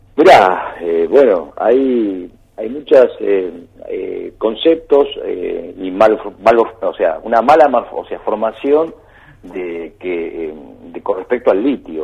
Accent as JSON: {"language": "Spanish", "country": "Argentina", "said": "la gran problemática que tenemos en, en Argentina"}